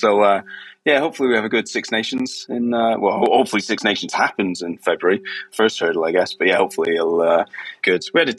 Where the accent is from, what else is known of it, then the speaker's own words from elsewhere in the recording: Scotland, United Kingdom; I'm actually a Scot